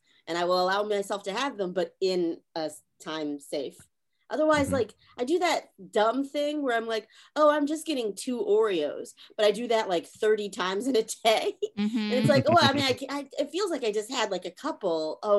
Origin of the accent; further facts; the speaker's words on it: Charlotte, North Carolina, United States; I'm also from North Carolina. I'm from Charlotte.